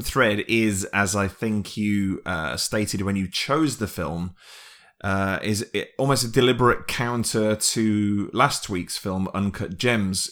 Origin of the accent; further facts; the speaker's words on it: United Kingdom; being British